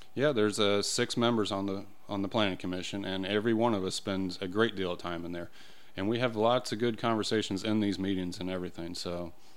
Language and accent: English; Illinois, United States; moved away as an adult; also born or lived in Carmel, Indiana; now in Brownsburg, United States; originally, I'm not even from I, Indiana. I'm from Illinois